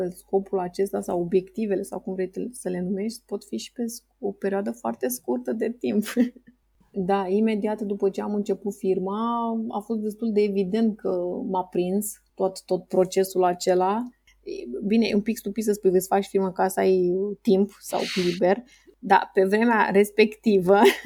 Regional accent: Romania; ca și român, plec de undeva de la minus

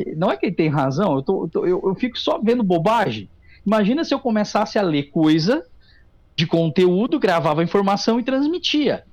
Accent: Tabaí, Rio Grande do Sul, Brazil; also born or lived in Taquari; nasci em Taquari e me criei no Tabaí

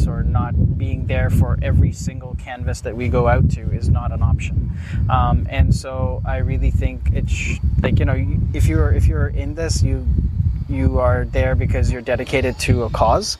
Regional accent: Mumbai, Maharashtra, India; also born or lived in Canada; now in Ontario, Canada; I was born in Mumbai, India, and I came to Canada in 2005.

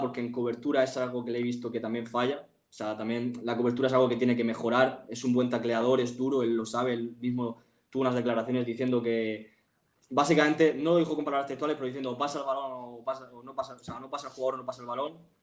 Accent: Murcia, Region of Murcia, Spain; yo soy de Murcia

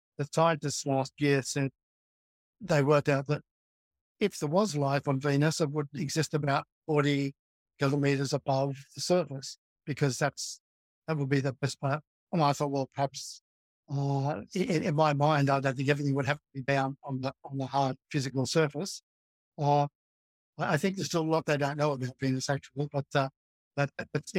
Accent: Melbourne, Victoria, Australia; moved away; I grew up in Melbourne, which is 1,000 miles from where I am now.

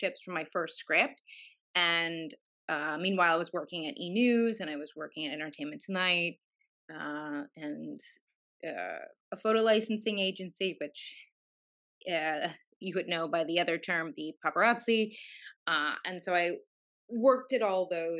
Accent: Los Angeles, California, United States; I'm from Los Angeles, and I was raised around entertainment

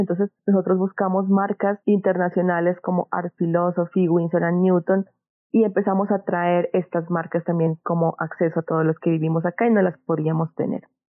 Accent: Pasto, Nariño, Colombia; nací en Pasto, soy de esta tierra

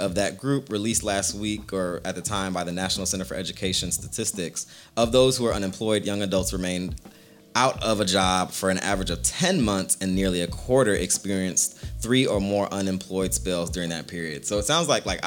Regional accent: West Coast, United States; I'm also a West Coast kid.

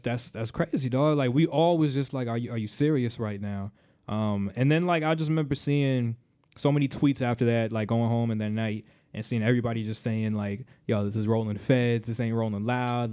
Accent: Miami, Florida, United States; also born or lived in Caribbean; now in Orlando, United States; that's my hometown

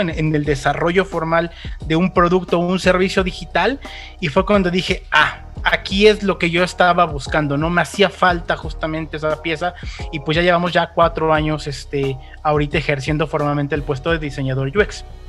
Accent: Mexico; de México para el mundo

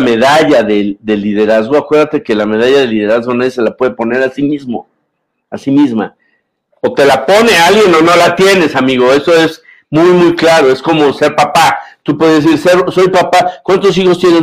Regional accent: Mexico; como mexicano, como comunicador, como filósofo, como cincuentón

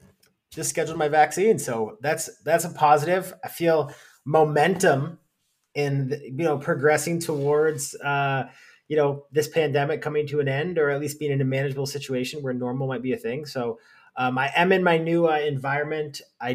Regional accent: London, Ontario, Canada; born there; I was born in London, definitely not raised there.

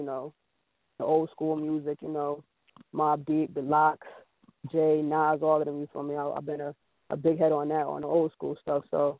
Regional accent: Jamaica; also born or lived in New Britain; because, you know, I am Jamaican, so I used to sit in Pac Pac

